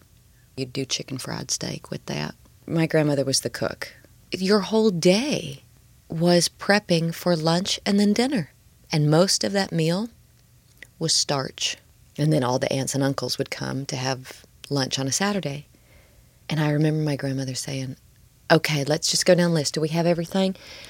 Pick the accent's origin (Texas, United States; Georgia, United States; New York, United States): Texas, United States; Dallas; I was born in Dallas, the home of Fuel City.